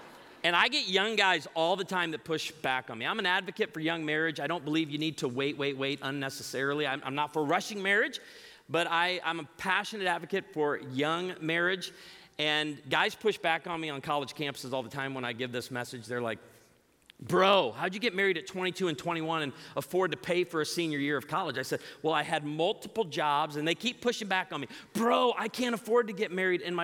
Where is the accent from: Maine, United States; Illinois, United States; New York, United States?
Illinois, United States; outside of Chicago; moved away; I grew up outside of Chicago